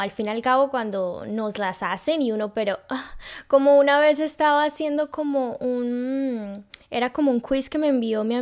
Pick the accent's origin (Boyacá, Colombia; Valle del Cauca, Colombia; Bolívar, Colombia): Bolívar, Colombia; Cartagena; born there; yo soy colombiana. Yo nací en Cartagena.